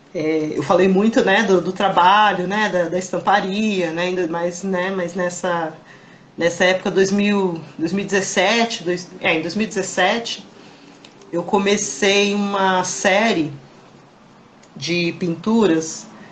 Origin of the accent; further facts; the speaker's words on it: Embu das Artes, São Paulo, Brazil; Eu sou de Embu